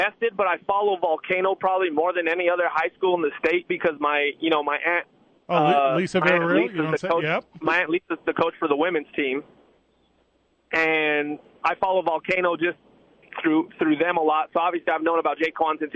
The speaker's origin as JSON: {"language": "English", "region": "New Mexico", "country": "United States", "said": "I'm from New Mexico"}